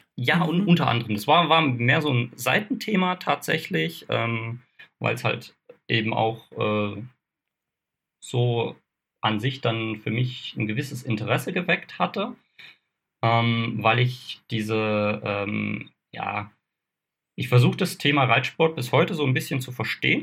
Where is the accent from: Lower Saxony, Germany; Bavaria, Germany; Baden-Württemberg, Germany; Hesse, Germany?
Baden-Württemberg, Germany; Kaiserstuhl, Freiburg im Breisgau region, Black Forest; Ich bin ursprünglich aus der Region äh, Freiburg-Breisgau äh, Hochschwarzwald, komme da vom Kaiserstuhl, bin hier halt eben auch aufgewachsen